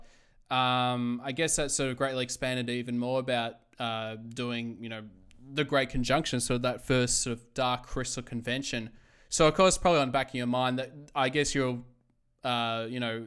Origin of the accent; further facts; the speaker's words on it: Melbourne, Victoria, Australia; I was from Melbourne